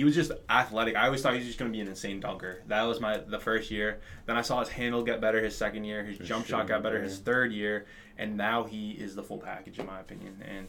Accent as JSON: {"language": "English", "area": "Boston area", "region": "Central Massachusetts", "country": "United States", "said": "We're from Boston. The Boston area, Central Mass."}